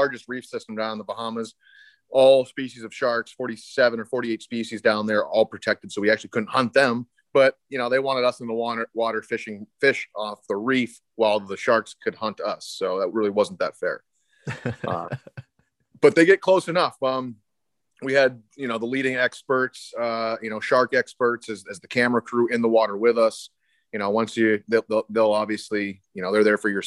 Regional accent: Maine, United States; I'm right here from Maine, but Maine is an untouched, we call it Little Alaska

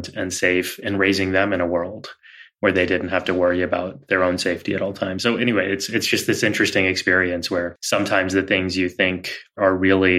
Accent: Texas, United States; our experience growing up in Texas

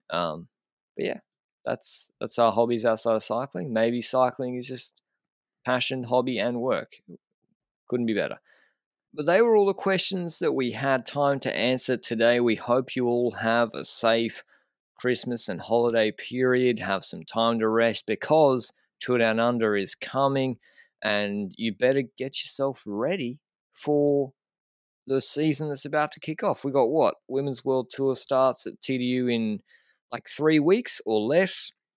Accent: Australia; moved away as an adult; now in Andorra; as an Australian

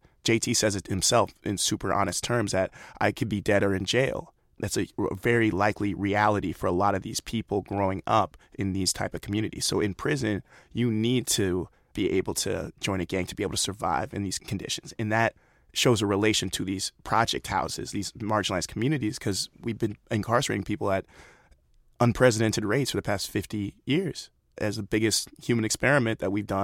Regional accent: United States; growing up in America as a young black man

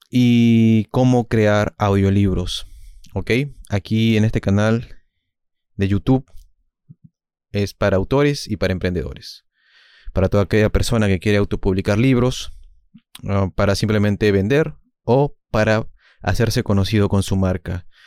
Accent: Peru; yo soy de Perú, mis maestros son Vallejo, Julio Ramón Ribeiro, dos escritores distintos obviamente, pero que complementaron mi visión del mundo

